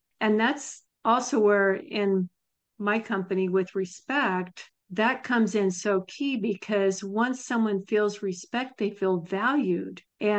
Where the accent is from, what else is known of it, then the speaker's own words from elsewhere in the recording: Nebraska, United States; I'm from Nebraska, and I don't remember seeing the Mouseketeers, but I was from a very small town.